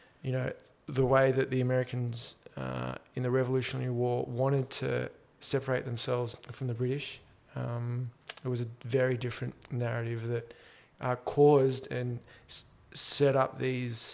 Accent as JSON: {"language": "English", "country": "Australia", "said": "my ethnic background, as not only being Australian"}